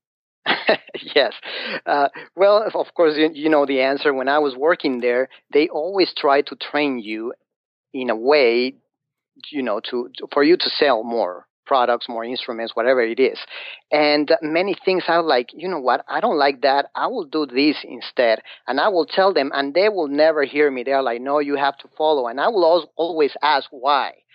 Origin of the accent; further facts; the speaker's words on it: Mexico City, Mexico; English is a second language; moved away as an adult; now in United States; I'm from Mexico, from Mexico City.